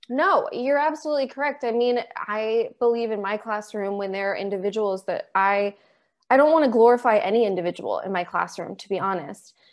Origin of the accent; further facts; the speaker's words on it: Maryland, United States; I'm still in Maryland, and I grew up in Maryland